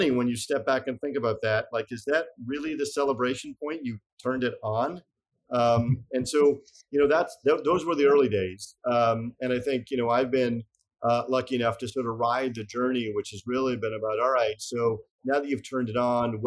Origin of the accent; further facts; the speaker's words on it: Montreal, Quebec, Canada; moved away as an adult; also born or lived in Boston, United States; my sponsorship as a Canadian to work in the US